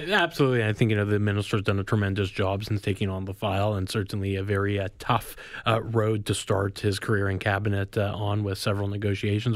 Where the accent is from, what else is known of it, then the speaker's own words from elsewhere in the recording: Manitoba, Canada; now in Ontario, Canada; I grew up in Manitoba